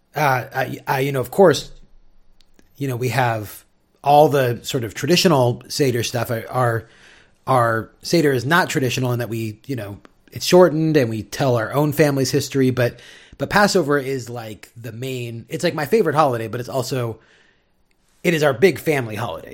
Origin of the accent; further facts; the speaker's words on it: San Diego, California, United States; now in Seattle, United States; growing up in San Diego